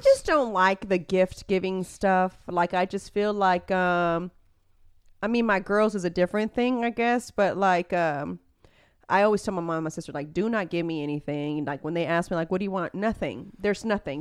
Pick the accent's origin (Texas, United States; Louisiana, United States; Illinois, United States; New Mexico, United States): Texas, United States; Houston; I am from Spring Branch